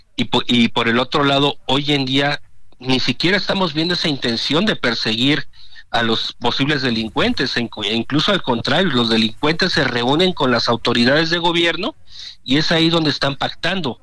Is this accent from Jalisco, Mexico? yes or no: no; Tierra Caliente, Michoacán, Mexico; moved away; si me voy a mi tierra, lo que es la parte de Tierra Caliente Michoacana